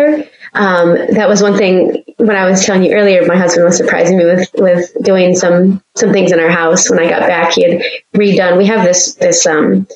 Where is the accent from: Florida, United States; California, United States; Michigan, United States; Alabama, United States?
Michigan, United States; also born or lived in Petersburg, Virginia; growing up in Michigan, my grandparents lived up north, not the UP, but north.